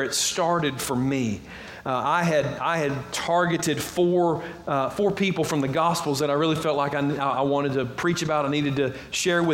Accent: Georgia, United States; accent: Southern; I am Southern. I grew up in Georgia

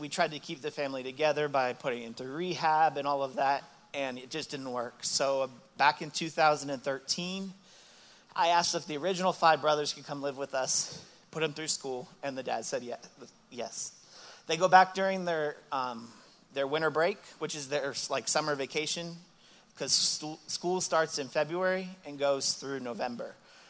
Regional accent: Melbourne, Florida, United States; I grew up in Melbourne, Florida.

